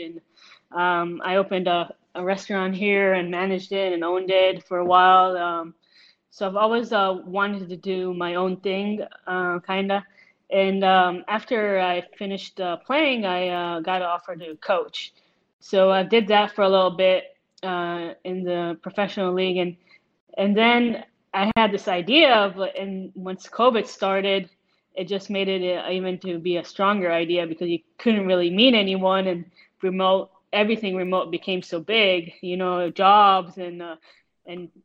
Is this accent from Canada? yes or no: no; Israel; also born or lived in United States; I'm originally from Israel, and then came back to Israel and played in the professional league